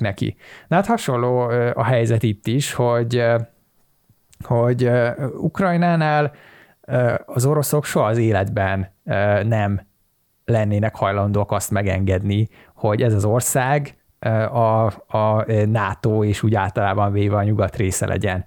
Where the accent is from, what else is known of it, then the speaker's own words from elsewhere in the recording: Hungary; magyar vagyok